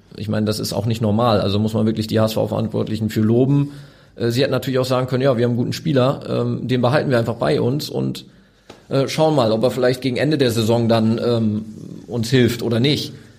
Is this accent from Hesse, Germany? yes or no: no; Osnabrück, Lower Saxony, Germany; now in Hamburg, Germany; ich bin in Osnabrück geboren. Ähm, das ist für mich noch Heimat